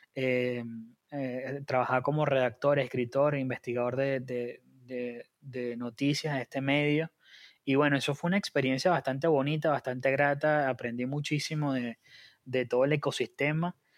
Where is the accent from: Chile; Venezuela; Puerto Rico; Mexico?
Venezuela; Margarita Island, Nueva Esparta; now in Argentina; soy em, venezolano, margariteño